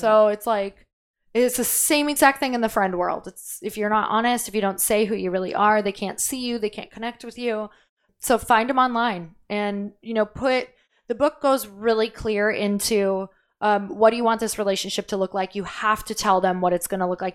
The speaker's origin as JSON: {"language": "English", "region": "Midwest", "country": "United States", "said": "I'm from the Midwest."}